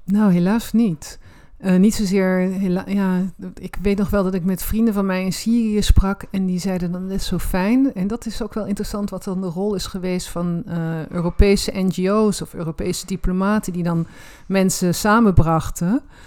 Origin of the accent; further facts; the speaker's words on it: Roermond, Limburg, Netherlands; Ik ben in Roermond opgegroeid